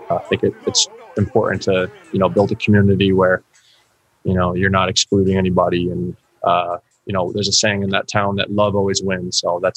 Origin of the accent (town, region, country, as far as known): Newtown, Connecticut, United States; born or raised there